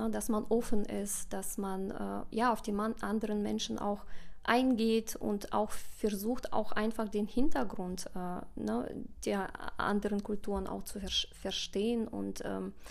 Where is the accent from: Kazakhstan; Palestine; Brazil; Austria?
Kazakhstan; also born or lived in Russia; now in Germany; Ich muss auch ehrlich sagen, also als Kind, klar, war äh, Kasachstan meine Heimat. Ich bin in Russland geboren und ich habe mich da unglaublich wohl gefühlt und habe sehr schöne Erinnerungen an meine Kindheit.